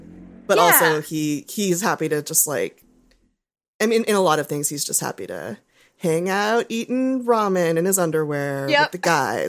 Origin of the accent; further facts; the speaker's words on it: Southern California, United States; because I'm from Southern California.